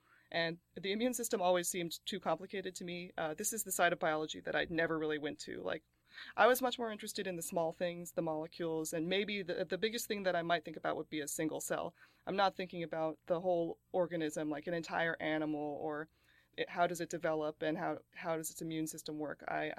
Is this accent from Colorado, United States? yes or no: no; Wisconsin, United States; born there; also born or lived in New Jersey; I was born in Wisconsin, and then my family lived in New Jersey for several years before I went to Temple.